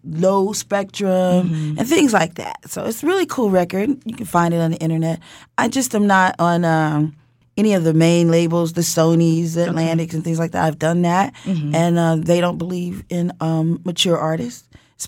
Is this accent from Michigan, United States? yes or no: no; Chicago, Illinois, United States; I'm from Chicago